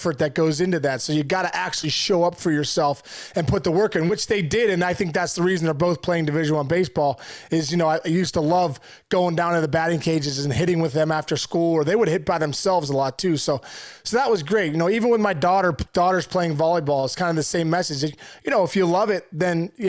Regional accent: Pittsburgh, Pennsylvania, United States; I'm from Pittsburgh

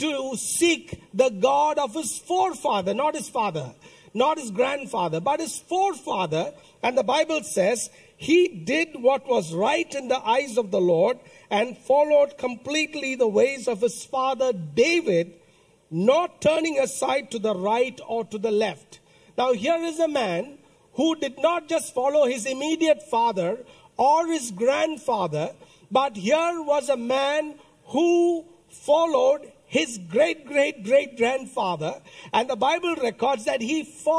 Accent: India; I come from a church in India which believes that we became Christians before Jesus Christ

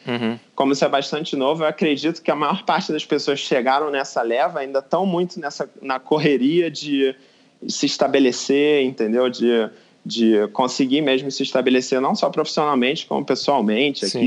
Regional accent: Brazil; moved away as an adult; also born or lived in Rio de Janeiro; now in Munich, Germany; eu sou brasileiro também

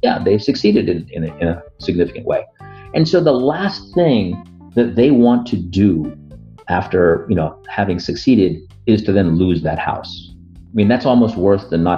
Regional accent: United States; I'm an Indian American. I've, you know, grown up in the United States, you know, never effectively lived in India, but my parents immigrated from Northern India

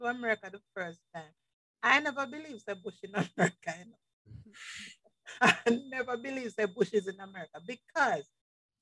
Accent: Jamaica; moved away; as Jamaican

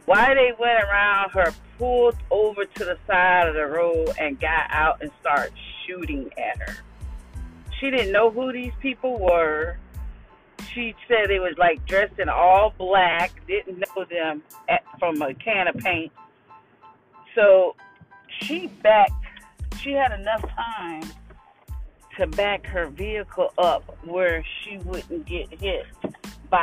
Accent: Jacksonville, Florida, United States; my hometown, which is Jacksonville, Florida

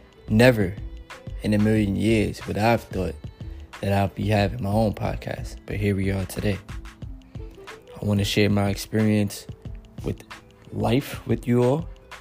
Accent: New York City, New York, United States; I'm 27 years young. … I'm from New York City, the city that never sleeps.

